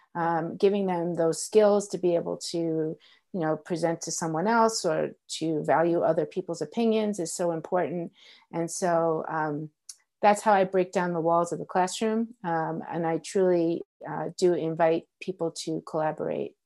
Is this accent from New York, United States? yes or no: yes; New York, United States; moved away as an adult; now in Colorado, United States; I grew up in New York, and so I worked in New York City